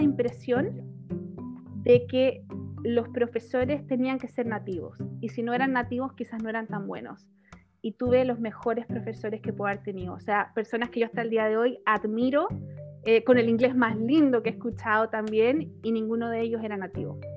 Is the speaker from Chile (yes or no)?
yes; Chile; moved away as an adult; also born or lived in Ireland / Spain / Denmark / Italy; algunos me conocen como chilena por el mundo